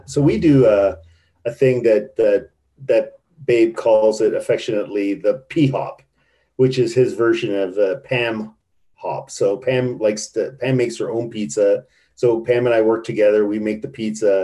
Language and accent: English; Canada; also born or lived in Toronto, Canada / Calgary, Canada; I'm Canadian